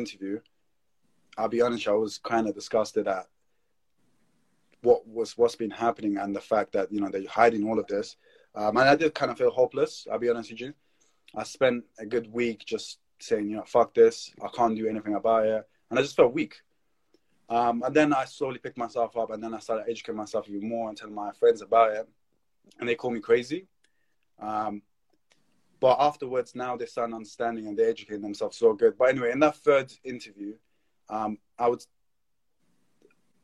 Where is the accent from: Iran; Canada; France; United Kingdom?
United Kingdom; London; I'm from London, UK